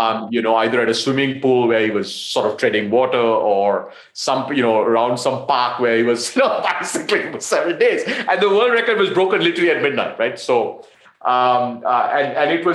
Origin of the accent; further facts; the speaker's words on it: Colombo, Western Province, Sri Lanka; I'm Sri Lankan, so I grew up in Colombo